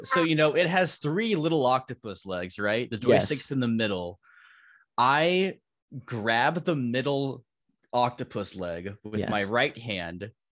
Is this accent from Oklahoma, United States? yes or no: no; Palos Verdes, California, United States; also born or lived in Torrance; Yeah, LA County. I grew up in the Torrance area, mainly in Palos Verdes most of my life.